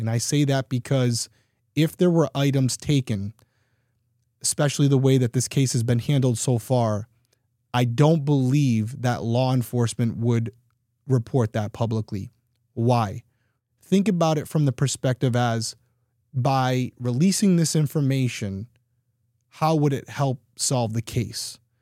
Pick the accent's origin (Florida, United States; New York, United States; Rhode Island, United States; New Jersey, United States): Rhode Island, United States; I'm from Rhode Island